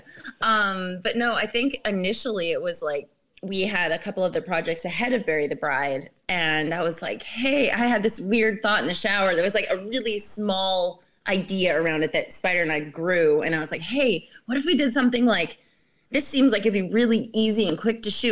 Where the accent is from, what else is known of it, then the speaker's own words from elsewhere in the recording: Canada; I'm from Canada